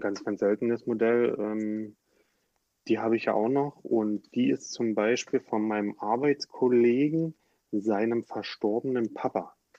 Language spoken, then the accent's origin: German; Dresden, Saxony, Germany; moved away; also born or lived in Heidelberg; aus meiner Heimat, ja, aus Dresden